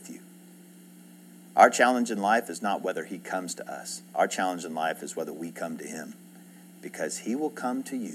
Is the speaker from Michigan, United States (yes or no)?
no; Edmond, Oklahoma, United States; also born or lived in Houston area, Texas (born); I grew up in Edmond. I went to first grade here.